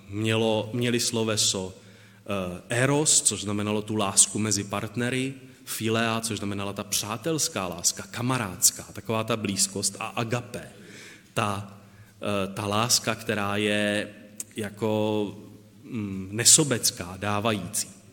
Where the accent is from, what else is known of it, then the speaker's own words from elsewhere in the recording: Moravia, Czechia; u nás na Moravě